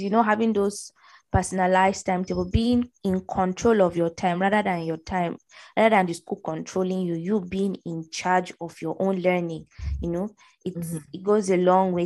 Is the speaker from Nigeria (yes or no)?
yes; Middle Belt, Nigeria; also born or lived in Borno State; I'm from the Northeast, Borno State particularly, but I grew up in the uh, middle belt